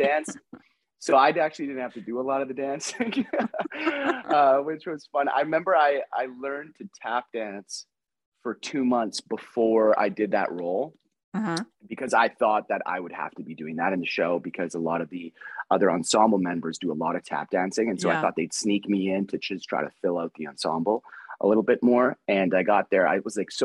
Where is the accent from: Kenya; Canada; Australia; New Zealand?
Canada; Winnipeg, Manitoba; moved away as an adult; now in Vancouver, Canada; growing up in Winnipeg, Edmonton, Saskatoon